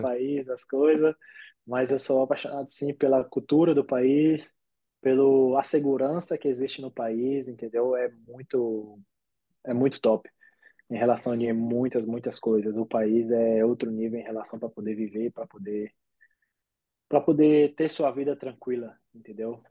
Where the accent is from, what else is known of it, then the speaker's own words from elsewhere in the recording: Brazil; moved away as an adult; also born or lived in Bahia; now in Germany; a gente vem do Brasil